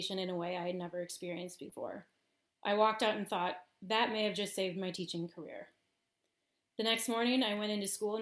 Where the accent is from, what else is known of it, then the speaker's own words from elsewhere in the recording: Wisconsin, United States; I was teaching, stripped public education of huge amounts of funding that winter. Music programs across the state, which is my subject, were being cut as schools just didn't have the money for them. So the hopes of me finding a new job in my home state